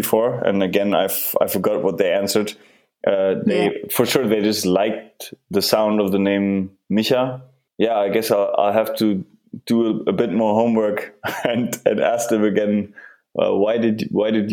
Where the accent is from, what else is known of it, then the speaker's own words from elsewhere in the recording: Germany; moved away as an adult; also born or lived in Canada / United Kingdom / Berlin; I'm originally from Germany, and I'm back here now. I live in Berlin